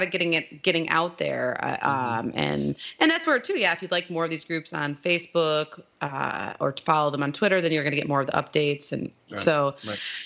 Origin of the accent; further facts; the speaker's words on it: South Haven, Michigan, United States; I'm from a little town called South Haven on the west coast